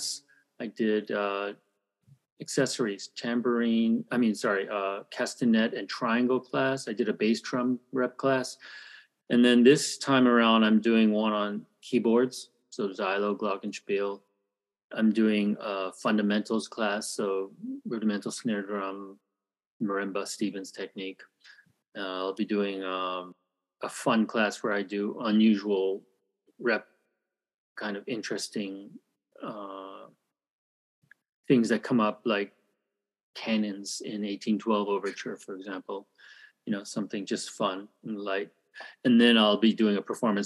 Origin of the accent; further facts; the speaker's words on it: Toronto, Ontario, Canada; moved away as an adult; also born or lived in United States / Calgary, Alberta / Korea; now in Seoul, South Korea; I'm Korean, but I was born in America and grew up in Canada. We moved to Canada when I was one, so I basically grew up in Canada